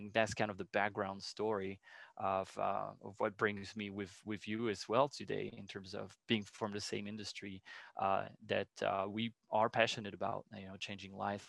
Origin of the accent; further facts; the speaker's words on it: France; English is a second language; moved away as an adult; now in Chicago, United States; Yeah, so I'm originally from France, as you said. I lived in France until the age of roughly 24, 25. And what brought me to Chicago is the desire to travel.